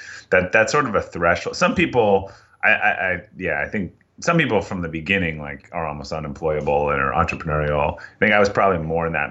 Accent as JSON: {"language": "English", "town": "Boston", "region": "Massachusetts", "country": "United States", "tie": "born or raised there", "said": "I'm from Boston, and I've made it about two towns from where I grew up, so not too far"}